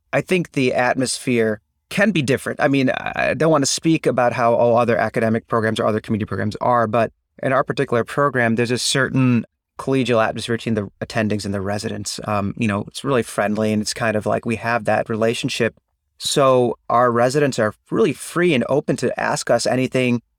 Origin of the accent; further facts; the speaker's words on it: Chicago, Illinois, United States; also born or lived in Ann Arbor, Michigan; I'm actually from the Chicagoland area